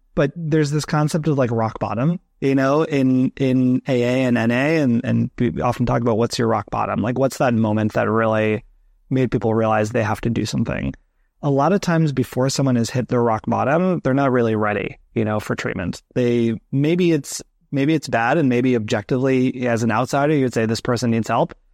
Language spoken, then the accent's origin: English; New Jersey, United States; moved away as an adult; now in New York, United States; I grew up in New Jersey, so not far from that area